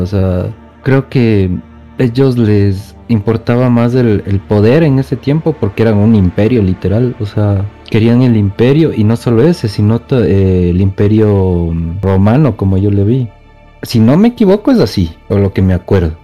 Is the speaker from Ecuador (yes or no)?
yes; Quito, Pichincha, Ecuador; Soy de Quito, Ecuador